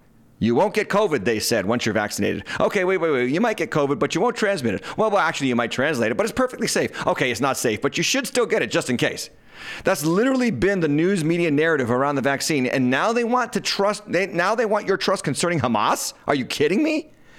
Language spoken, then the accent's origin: English; Massachusetts, United States; Meanwhile, in Massachusetts, my home state